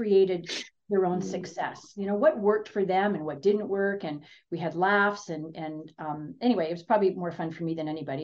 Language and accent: English; Ontario, Canada; moved away as an adult; now in Kelowna, Canada; I'm from Ontario.